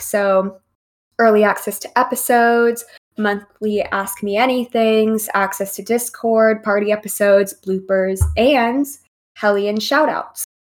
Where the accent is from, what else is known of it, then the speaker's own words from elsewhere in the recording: Texas, United States; I'm from Texas.